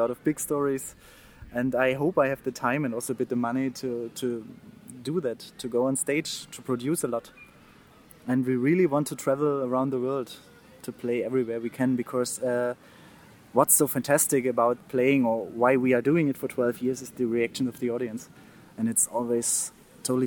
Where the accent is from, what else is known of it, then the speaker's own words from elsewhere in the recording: Großenhain, Saxony, Germany; English is a second language; now in Berlin, Germany; I grew up near Dresden, in Germany, in a little town called Großenhain.